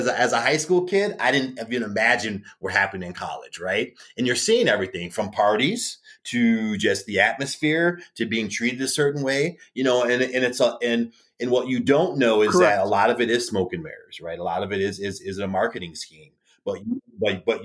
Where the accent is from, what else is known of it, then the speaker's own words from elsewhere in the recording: Chicago, Illinois, United States; also born or lived in Wyoming; I'm from Chicagoland area